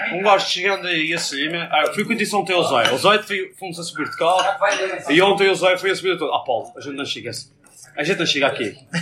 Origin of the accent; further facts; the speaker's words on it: Madeira, Portugal; a nossa tem a bandeirinha da Madeira, que nós somos da Madeira.